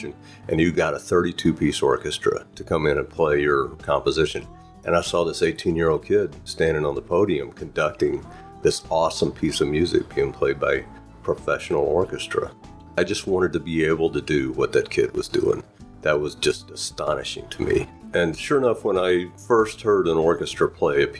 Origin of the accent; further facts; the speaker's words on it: West Texas, United States; I started in middle of West Texas desert, little tiny town with about zero culture. And I escaped at the age of 18